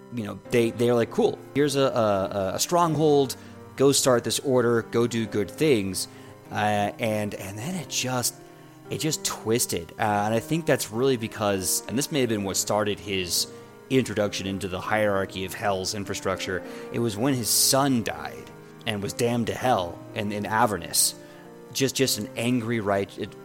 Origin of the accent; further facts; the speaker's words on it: United States; an American